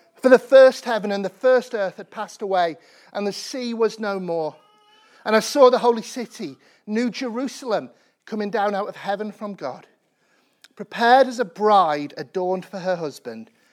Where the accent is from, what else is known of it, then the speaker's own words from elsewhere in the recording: Sheffield, Yorkshire and the Humber, United Kingdom; I grew up in Sheffield in the nineteen nineties